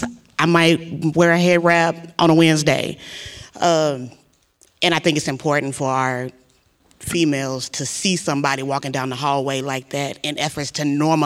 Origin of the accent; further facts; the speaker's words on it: Ardmore, Oklahoma, United States; moved away as an adult; now in Baton Rouge, United States; I'm from Ardmore, Oklahoma. I am a graduate of Prairie View A&M University, the psychology department.